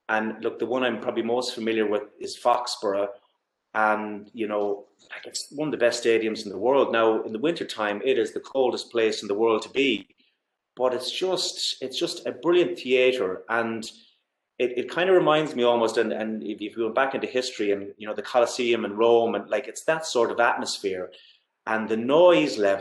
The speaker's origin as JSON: {"language": "English", "town": "Galway", "region": "Connacht", "country": "Ireland", "said": "I'm from Galway and GAA is my background"}